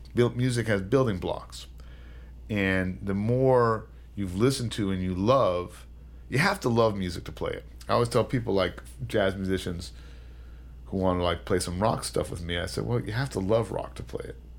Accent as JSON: {"language": "English", "region": "California", "country": "United States", "tie": "born or raised there", "moved": "yes", "lives_now": "New York City, United States", "said": "I grew up in California"}